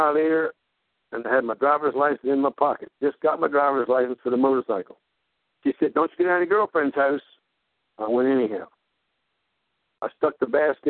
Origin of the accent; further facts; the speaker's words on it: Glendale, Maryland, United States; I was born in the Pentecostal movement in a farmhouse in Glendale, Maryland